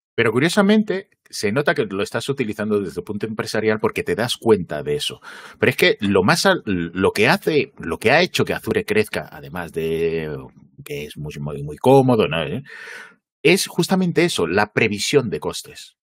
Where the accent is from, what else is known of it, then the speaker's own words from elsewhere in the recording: Gijón, Asturias, Spain; yo me crié en Gijón